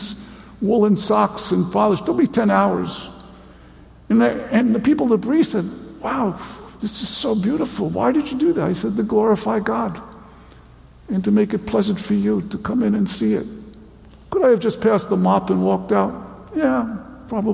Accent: United States; I'm an American

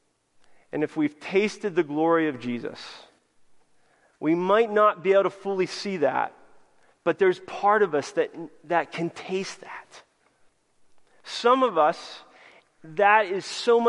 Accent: United States; us Americans

